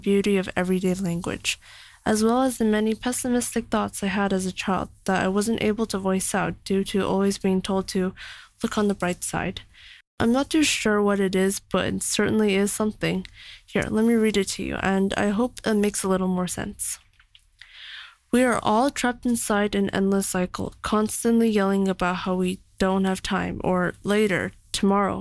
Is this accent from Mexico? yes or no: no; Canada; now in China; I'm from Canada